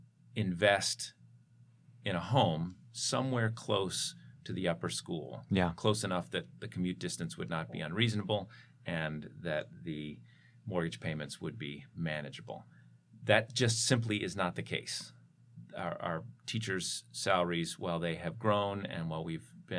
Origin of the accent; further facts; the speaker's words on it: Philadelphia, Pennsylvania, United States; also born or lived in Ithaca, New York; now in Los Angeles, United States; I grew up in Philadelphia